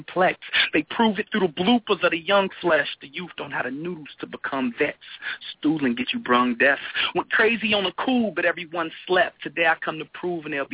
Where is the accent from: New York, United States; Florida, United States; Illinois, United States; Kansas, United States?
Illinois, United States; Chicago; I'm from Chicago, of course. I'm living in it, like, right now